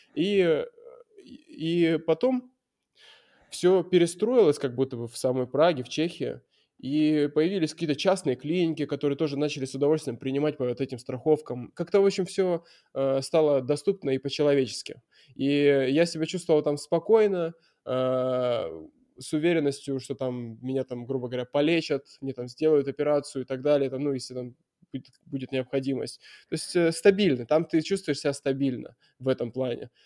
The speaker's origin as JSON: {"language": "Russian", "town": "Murmansk", "region": "Murmansk Oblast", "country": "Russia", "tie": "born or raised there", "also_born_or_lived": "Veliky Novgorod / Moscow", "moved": "as an adult", "said": "Я приехал в Мурманск, сначала в Мурманске, но это, конечно, мой родной город"}